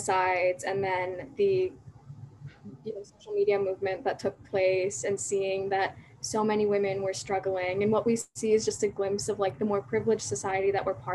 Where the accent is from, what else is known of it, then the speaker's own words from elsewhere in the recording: Pakistan; as young Pakistani women